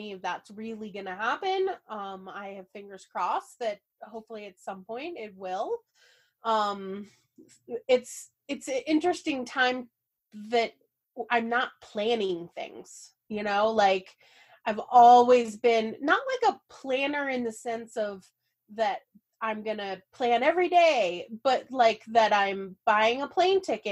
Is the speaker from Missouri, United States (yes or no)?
yes; St. Louis, Missouri, United States; moved away; I grew up in St. Louis